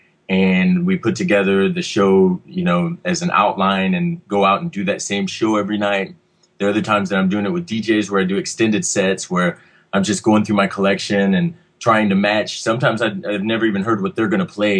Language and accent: English; Texas, United States; now in Los Angeles, United States; I'm here from Texas, and so I'm used to much more heat than we ever get up here.